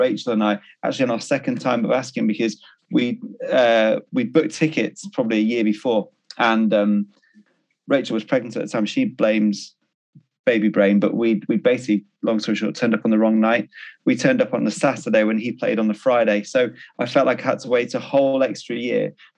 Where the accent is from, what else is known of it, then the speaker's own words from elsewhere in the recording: Liverpool, North West England, United Kingdom; moved away as an adult; now in Greater Manchester, United Kingdom; I was born in Liverpool